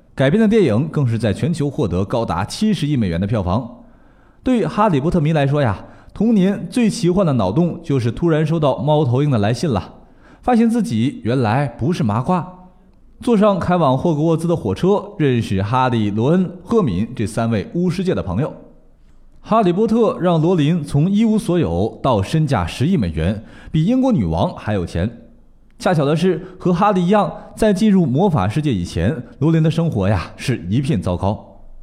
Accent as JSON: {"language": "Chinese", "country": "China", "said": "我们中国人"}